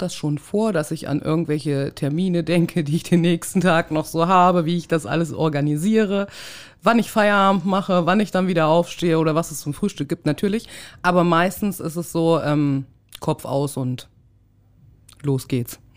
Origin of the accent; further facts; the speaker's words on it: Thuringia, Germany; moved away; also born or lived in Hamburg; Ich komme ja aus Thüringen, aus dem Osten